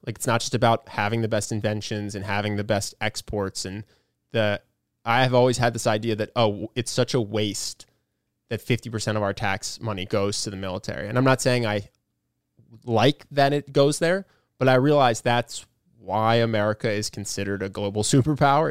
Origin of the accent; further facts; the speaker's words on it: United States; as an American